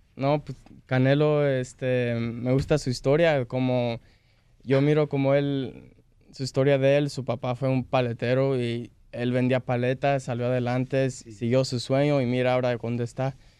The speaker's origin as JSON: {"language": "Spanish", "town": "Salinas", "region": "California", "country": "United States", "moved": "yes", "said": "Vengo de Salinas, California"}